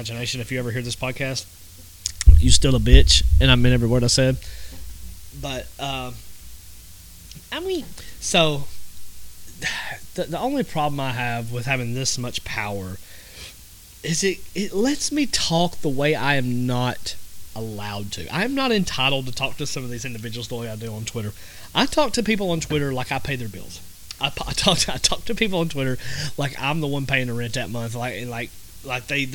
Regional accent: the South, United States; I'm from the South

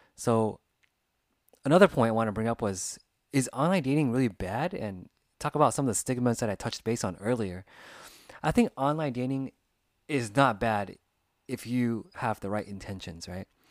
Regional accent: United States; growing up in America, you know, there's different cultures, different backgrounds

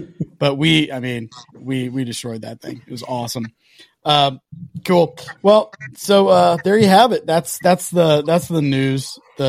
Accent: Kansas City, United States; we're from Kansas City.

